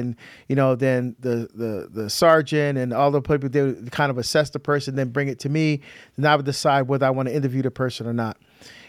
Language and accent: English; New Jersey, United States; also born or lived in Barbados; Yeah, so I was born in Barbados, actually. We immigrated to the United States, but and lived in the state of New Jersey, and was educated in Catholic grade school, high school, university, and graduate school, Catholic institutions.